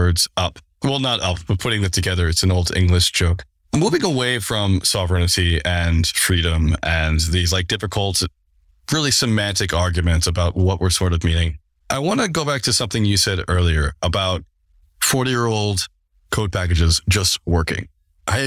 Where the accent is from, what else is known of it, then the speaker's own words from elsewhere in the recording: United States; I'm obviously American